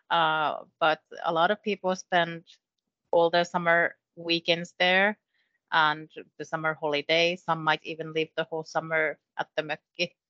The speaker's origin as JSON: {"language": "English", "town": "Kokkola", "region": "Central Ostrobothnia", "country": "Finland", "tie": "born or raised there", "moved": "yes", "said": "I grew mm. up in Kokkola"}